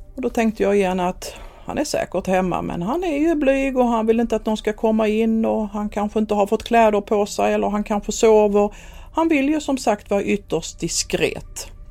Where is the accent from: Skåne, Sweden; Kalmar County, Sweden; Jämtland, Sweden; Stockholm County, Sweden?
Skåne, Sweden; moved away as an adult; also born or lived in Helsingborg; Jag kommer ju från Skåne som sagt och det hörs ju säkert